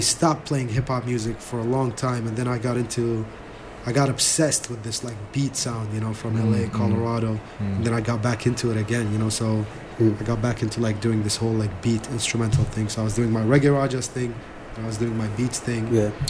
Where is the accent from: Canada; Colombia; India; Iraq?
Iraq; I'm from Iraq, but I'm gonna rock this party and let you smile throughout the night